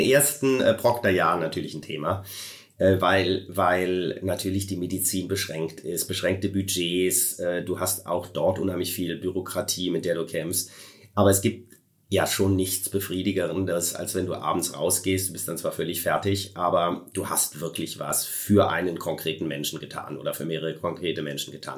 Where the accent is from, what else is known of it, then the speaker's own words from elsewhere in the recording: Koblenz, Rhineland-Palatinate, Germany; Meine Heimatstadt ist nämlich Koblenz